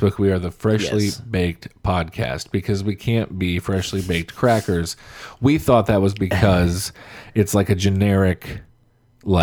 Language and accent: English; Illinois, United States; I grew up in Illinois in the 90s.